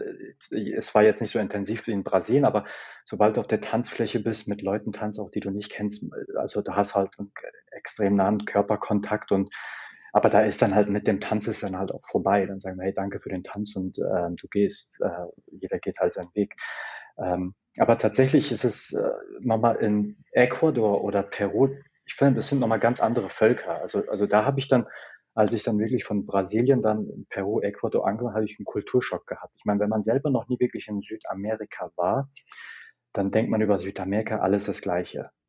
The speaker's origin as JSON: {"language": "German", "country": "Germany", "said": "aus Deutschland"}